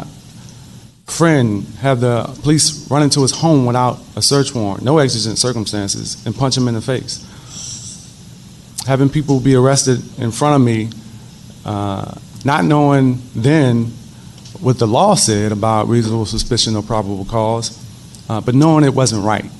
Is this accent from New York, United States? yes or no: no; Washington, District of Columbia, United States; When I grew up in the District of Columbia